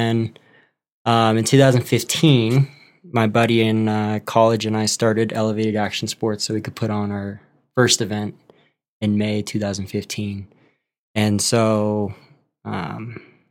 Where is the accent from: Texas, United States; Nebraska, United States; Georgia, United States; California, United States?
California, United States; Pleasanton; also born or lived in San Leandro, California; I grew up in the Bay Area, so the town next to Oakland